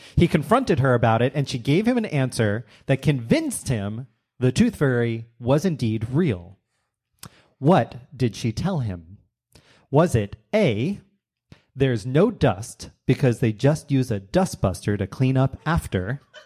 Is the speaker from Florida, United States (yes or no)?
no; New York, United States; I was from New York